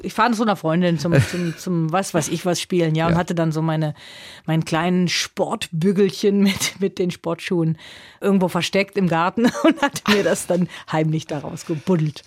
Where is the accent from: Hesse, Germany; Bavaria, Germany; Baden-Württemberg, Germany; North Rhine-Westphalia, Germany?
North Rhine-Westphalia, Germany; Neunkirchen-Seelscheid; also born or lived in Lisbon; vor Einschulung schon Rheinland, äh, dieses kleine Örtchen Neunkirchen-Seelscheid, das ist dann schon meine Heimat.